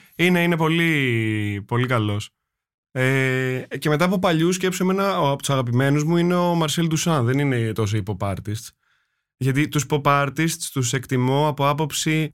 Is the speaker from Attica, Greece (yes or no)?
yes; Attica, Greece; εγώ όταν μεγάλωσα στα βόρεια